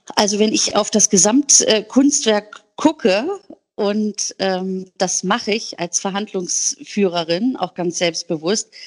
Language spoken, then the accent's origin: German; Hamburg, Germany; bei uns in Hamburg